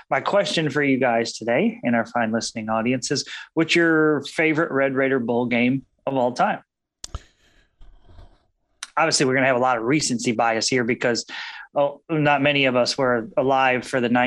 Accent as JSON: {"language": "English", "region": "Texas", "country": "United States", "said": "we're from Texas. Of course we win the rodeo."}